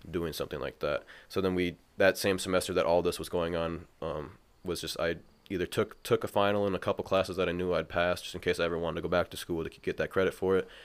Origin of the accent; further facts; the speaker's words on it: Mankato, Minnesota, United States; moved away as an adult; also born or lived in River Falls, Wisconsin; now in Minneapolis, United States; I'm from Mankato. I went to Mankato East High School.